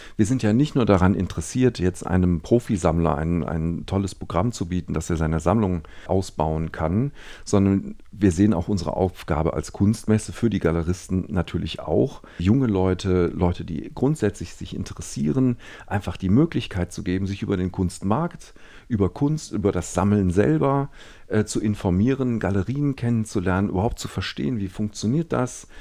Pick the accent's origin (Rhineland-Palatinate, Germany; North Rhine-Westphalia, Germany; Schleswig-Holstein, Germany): North Rhine-Westphalia, Germany; Düsseldorf; born or raised there